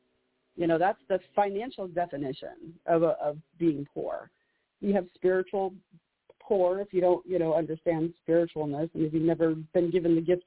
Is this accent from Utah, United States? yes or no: no; Juneau, Alaska, United States; also born or lived in Oregon; I'm in Juneau. I was born and raised in Juneau, Alaska, the capital.